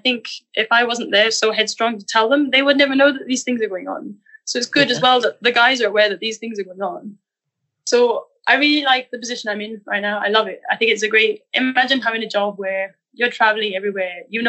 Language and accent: English; Wales, United Kingdom; accent: Welsh; that I'm losing my Britishness a bit. But it's necessary, you know? That's the reason for losing my Welsh accent.